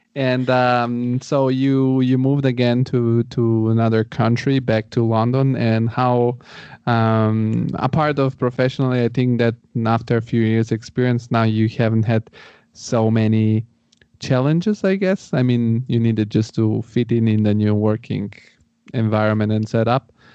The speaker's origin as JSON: {"language": "English", "country": "Bulgaria", "also_born_or_lived": "Rome, Italy", "moved": "yes", "lives_now": "Frankfurt, Germany", "said": "I'm originally from Bulgaria"}